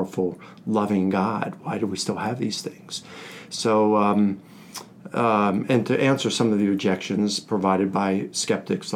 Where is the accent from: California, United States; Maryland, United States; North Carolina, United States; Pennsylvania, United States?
Maryland, United States; Baltimore; moved away as an adult; also born or lived in Northern Virginia / Virginia Beach; now in Atlanta, United States; I'm from Baltimore